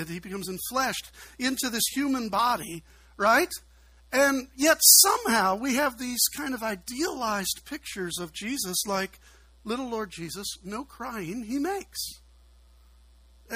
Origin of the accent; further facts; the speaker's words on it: Chicago, Illinois, United States; now in Kentucky, United States; I'm a city guy. I'm from Chicago